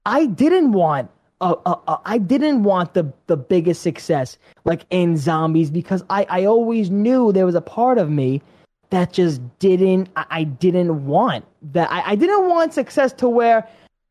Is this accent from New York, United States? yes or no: yes; New York, United States; growing up in New York